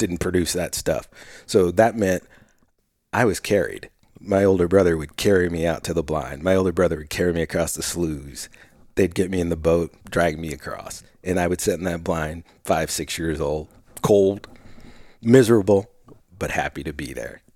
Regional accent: Willamette Valley, Oregon, United States; I grew up in the Willamette Valley

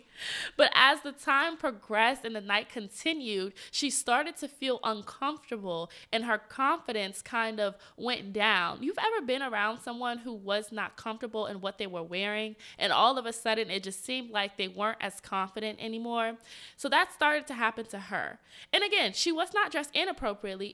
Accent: Atlanta, Georgia, United States; moved away as an adult; now in Washington, D.C., United States; I'm from Atlanta and I went to college at Georgia State

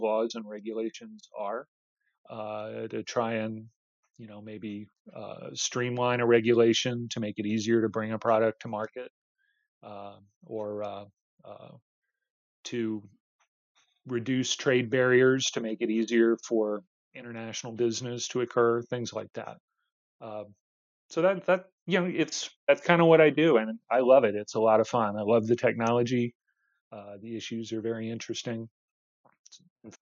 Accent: Austin, Texas, United States; Austin, Texas, my hometown

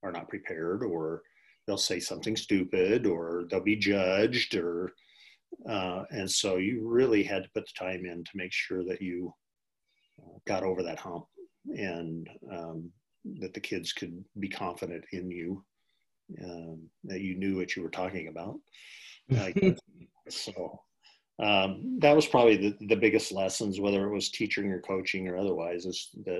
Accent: Geneva, Nebraska, United States; having grown up in Geneva

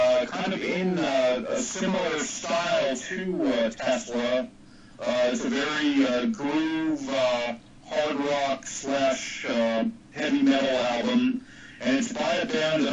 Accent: Fountain Valley, California, United States; my hometown of Fountain Valley

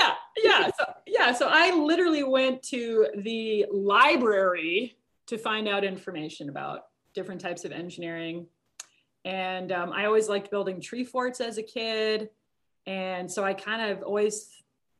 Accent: Minnesota, United States; growing up in Minnesota

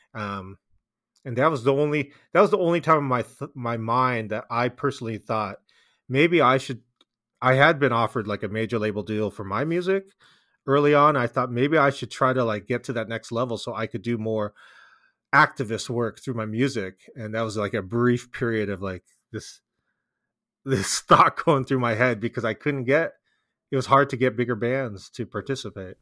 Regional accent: Bay Area, California, United States; we're from the Bay Area

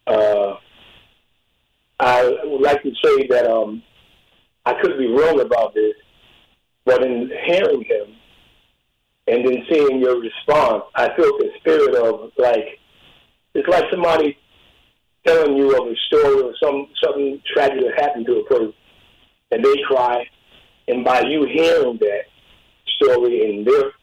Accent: Albany, New York, United States; I grew up in Albany, New York, early on

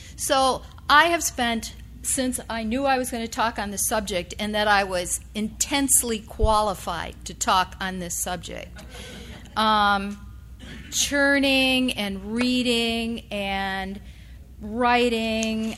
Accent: upstate New York, United States; the place where I was born in upstate rural New York

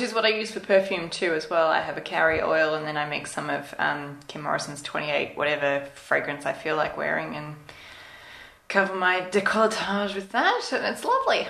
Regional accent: Australia; being an Australian

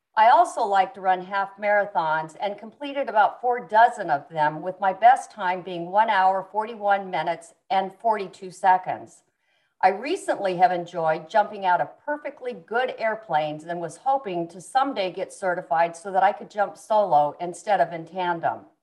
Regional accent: Yuma, Arizona, United States; also born or lived in Tucson, Arizona / Mexico; I was born in Yuma, Arizona. I was brought up um, in a family that were big cattle ranchers

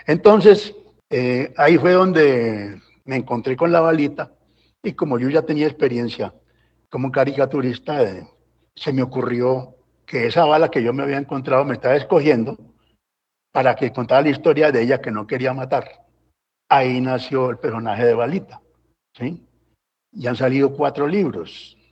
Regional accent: Valle del Cauca, Colombia; also born or lived in Anzá, Antioquia / Medellín / Cali; más del Valle me reclamo, porque esa tierra la amo, pues allí yo me formé

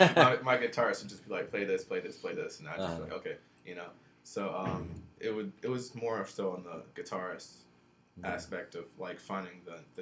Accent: New York, United States; also born or lived in Jamaica; now in Georgia, United States; From New York. Not born and raised, but I am from New York. Spent some time in Jamaica. Came to Georgia.

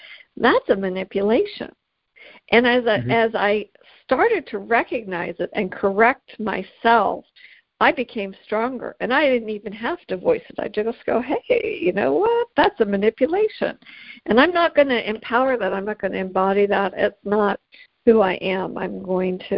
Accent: Canada; I'm Canadian

